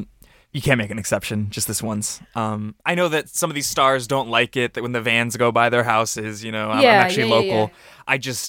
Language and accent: English; Cleveland, Ohio, United States; moved away; I'm from Cleveland, Ohio, and there's no traffic there.